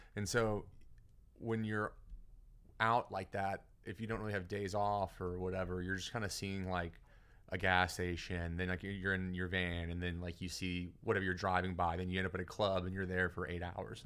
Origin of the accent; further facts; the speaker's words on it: Beaumont, Texas, United States; now in Houston, United States; I grew up in Beaumont and then moved to Houston when I was, like, twenty-three